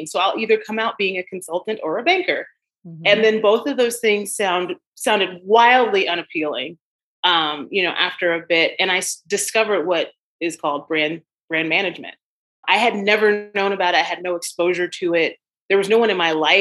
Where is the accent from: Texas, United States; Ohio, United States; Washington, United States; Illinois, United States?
Illinois, United States; Chicago; moved away; I'm a native Chicagoan, grew up in the South Side of Chicago.